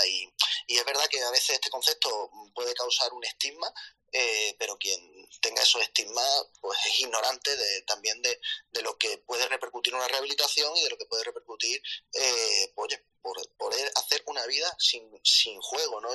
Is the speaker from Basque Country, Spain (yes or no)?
no; Málaga, Andalusia, Spain; now in Madrid, Spain; soy de Málaga, eh, aunque actualmente vivo en Madrid.